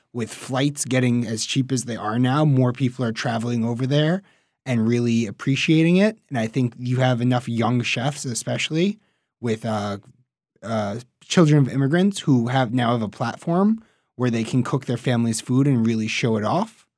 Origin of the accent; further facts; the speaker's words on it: New York City, New York, United States; I'm from Queens, New York